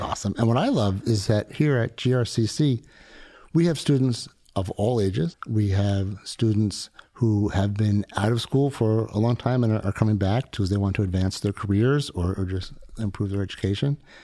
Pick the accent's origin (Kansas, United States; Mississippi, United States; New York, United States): New York, United States; South Shore of Long Island; I grew up in New York on the South Shore of Long Island